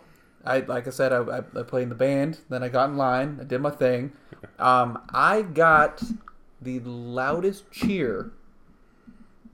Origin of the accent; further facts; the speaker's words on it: Massachusetts, United States; my hometown